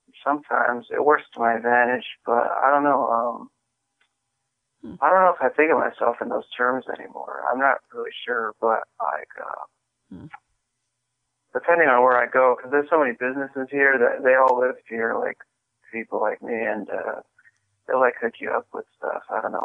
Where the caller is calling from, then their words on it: Michigan, United States; also born or lived in Daly City; I live in Michigan now, but I used to live in Daly City.